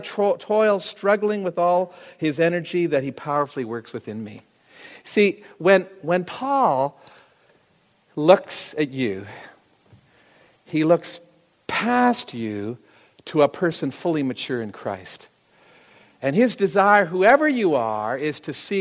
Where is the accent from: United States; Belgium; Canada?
Canada; I'm a Canadian, and I wanted to be a hockey player